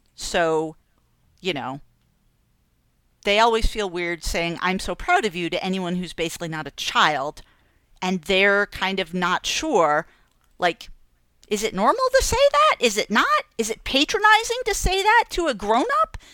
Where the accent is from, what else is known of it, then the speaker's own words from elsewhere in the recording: Massachusetts, United States; moved away; two towns over from where I grew up in Massachusetts